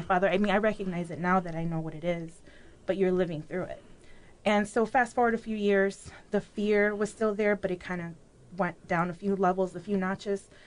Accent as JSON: {"language": "English", "town": "Chicago", "region": "Illinois", "country": "United States", "tie": "born or raised there", "also_born_or_lived": "Mexico City, Mexico", "moved": "yes", "lives_now": "Peoria, United States", "said": "raised in Chicago"}